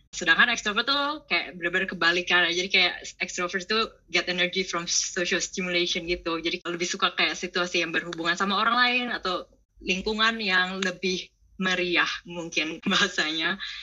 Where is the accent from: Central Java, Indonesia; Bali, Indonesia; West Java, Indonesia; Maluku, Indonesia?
Bali, Indonesia; Sanur; moved away as an adult; now in Netherlands; Kenal Dagu dari SD di Sanur, jadi udah lama banget kenal Dagu sampai SMA